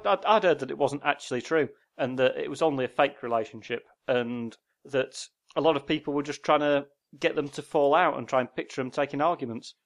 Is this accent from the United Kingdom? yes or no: yes; Yorkshire and the Humber, United Kingdom; we're from Yorkshire